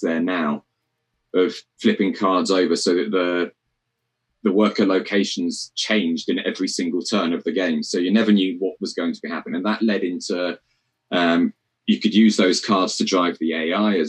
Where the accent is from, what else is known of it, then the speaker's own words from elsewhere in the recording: Cornwall, South West England, United Kingdom; moved away; I'm from Cornwall originally